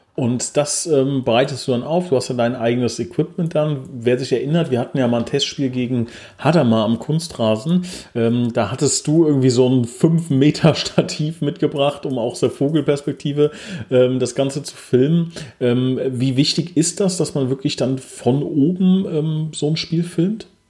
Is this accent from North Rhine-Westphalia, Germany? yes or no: no; Oberbrechen, Hesse, Germany; ich komme aus Oberbrechen